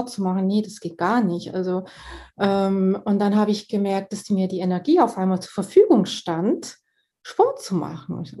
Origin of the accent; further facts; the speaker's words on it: Switzerland; Und ich komme ja aus der Schweiz, von daher sind wir hier an der Quelle.